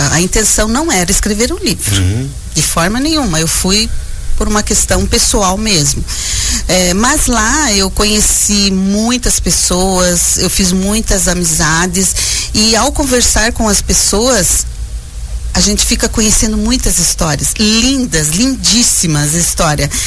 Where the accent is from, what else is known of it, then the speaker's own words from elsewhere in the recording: Porto União, Santa Catarina, Brazil; de Porto União.